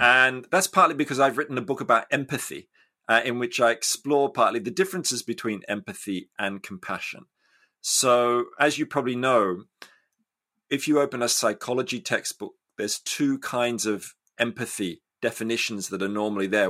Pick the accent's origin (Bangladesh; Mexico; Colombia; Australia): Australia; I grew up in Australia